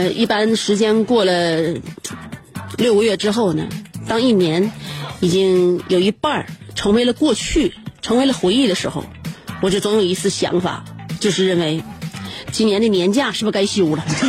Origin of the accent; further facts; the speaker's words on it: Northeast China, China; 我们东北人